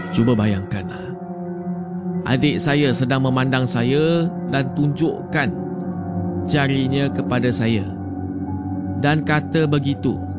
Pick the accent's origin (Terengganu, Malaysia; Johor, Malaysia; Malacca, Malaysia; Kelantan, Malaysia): Terengganu, Malaysia; Saya berasal dari Terengganu.